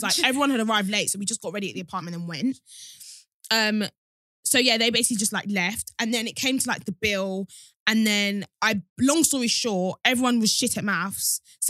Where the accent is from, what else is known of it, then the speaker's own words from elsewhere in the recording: Nigeria; is that just a Nigerian thing? Because we're both Nigerian and I've never done that.